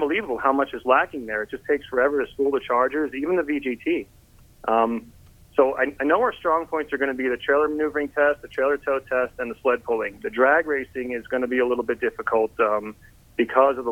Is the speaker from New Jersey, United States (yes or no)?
no; Southern New York, United States; we're from Southern New York, 20 minutes outside of Manhattan. City boys, tried and true, born and raised